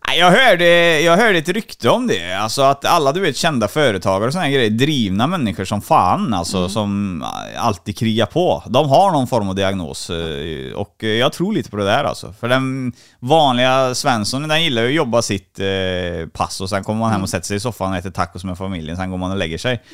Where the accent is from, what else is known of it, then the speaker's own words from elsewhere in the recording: Trollhättan, Västra Götaland, Sweden; Trollhättan är jag ifrån. Det hör du säkert på dialekten